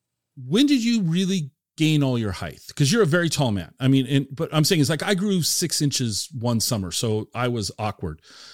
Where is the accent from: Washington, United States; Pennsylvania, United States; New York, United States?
Washington, United States; Seattle; my hometown favorite, Seattle Supersonics.